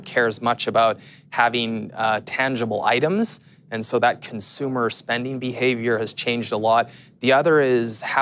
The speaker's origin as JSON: {"language": "English", "country": "Canada", "said": "being a Canadian"}